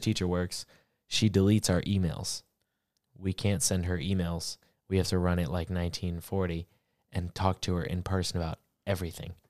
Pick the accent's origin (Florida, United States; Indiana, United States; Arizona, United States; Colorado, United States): Florida, United States; I'm from Florida